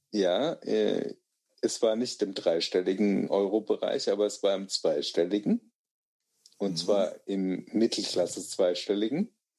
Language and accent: German; Germany; ich bin Deutscher